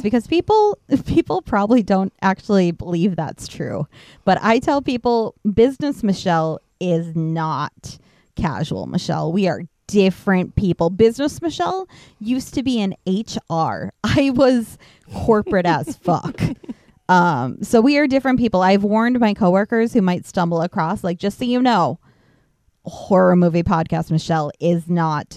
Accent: Minnesota, United States; a small town, middle of nowhere, basically where I grew up in Minnesota

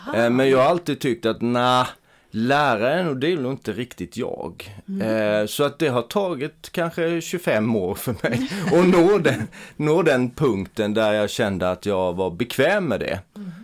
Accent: Eksjö, Jönköping County, Sweden; min hemstad Eksjö

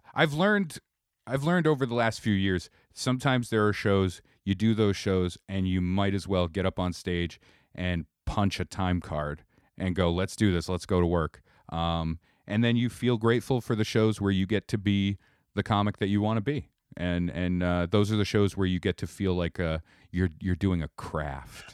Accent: Kittery, Maine, United States; also born or lived in Connecticut / Bangor, Maine; now in Providence, United States; I'm originally from Connecticut, and then, uh, I moved in, like, second grade to Maine, and I grew up in Kittery.

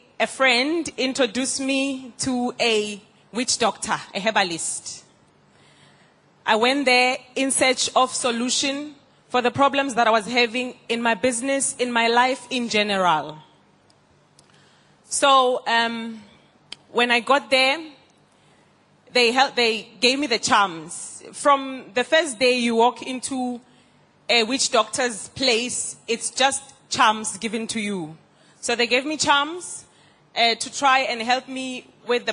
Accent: South Africa; I'm from South Africa

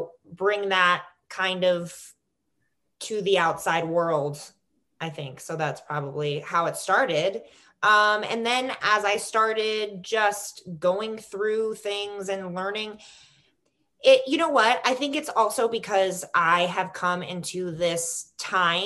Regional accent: Florida, United States; also born or lived in New York City / North Carolina / Chicago; now in Los Angeles, United States; I'm from Florida.

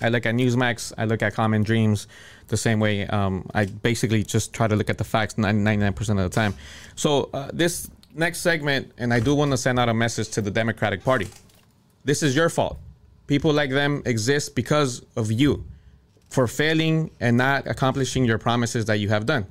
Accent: Cudahy, California, United States; I grew up in Southeast LA in the city of Cudahy

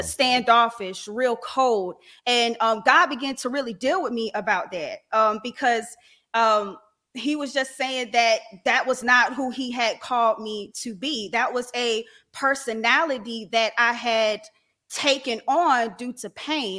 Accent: Raleigh, North Carolina, United States; I'm from Raleigh, North Carolina

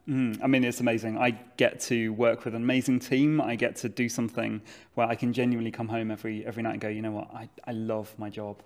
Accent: Watford, East of England, United Kingdom; moved away as an adult; now in Leeds, United Kingdom; I'm not originally from Leeds, I'm from Watford

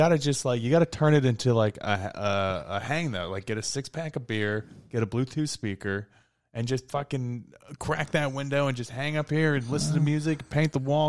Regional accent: Connecticut, United States; moved away as an adult; also born or lived in New York; I'm from Connecticut, but was in New York for a decade before being out here.

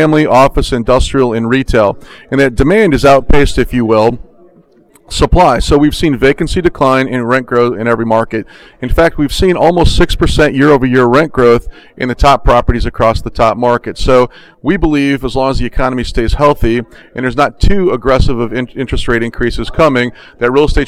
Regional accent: Orlando, Florida, United States; I'm from Orlando

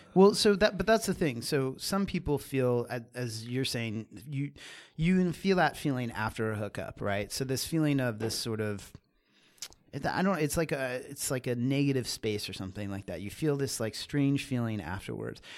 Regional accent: Catasauqua, Pennsylvania, United States; So I grew up in Pennsylvania, small town Pennsylvania

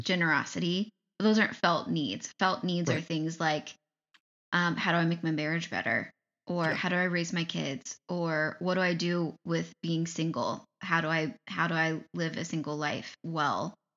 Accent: Ohio, United States; now in Michigan, United States; I grew up in Ohio. I live in Michigan.

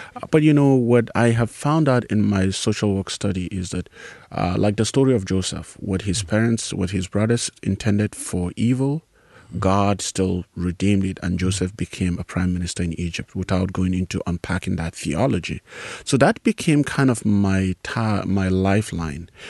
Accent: Nigeria; moved away as an adult; also born or lived in South Africa; now in United States; I grew up in Nigeria in a very large family

